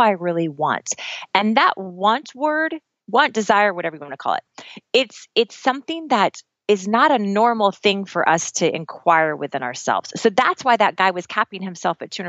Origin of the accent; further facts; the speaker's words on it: Midwest, United States; also born or lived in Oklahoma; I'm from the Midwest. I'm from Kansas and Oklahoma. My little accent's going to come out now when I say